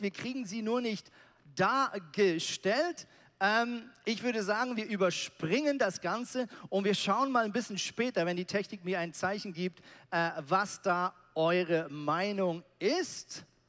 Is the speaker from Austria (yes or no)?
no; Switzerland; also born or lived in Zurich; now in Hamburg, Germany; in der Schweiz, da wo ich herkomme, da sagt man zum Wort Kirche sagt man Chile